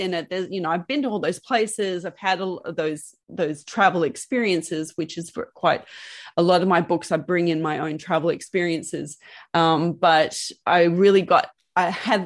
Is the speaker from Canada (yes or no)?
no; Sydney, New South Wales, Australia; now in Melbourne, Australia; I was a girl from Sydney